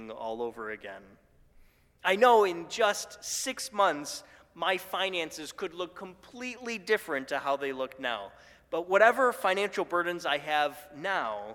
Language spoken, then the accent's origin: English; Buffalo, New York, United States; My hometown of Buffalo